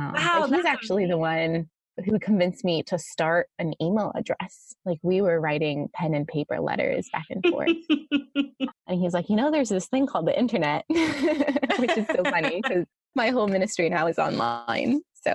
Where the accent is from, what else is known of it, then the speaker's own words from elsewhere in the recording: Romania; also born or lived in Athens, Greece; now in Ohio, United States; I was born in Athens, Greece. I grew up as a missionary kid in Romania. I met my husband in fifth grade summer camp, and now we live in northeastern Ohio with our three children, ages 1.5 to 6.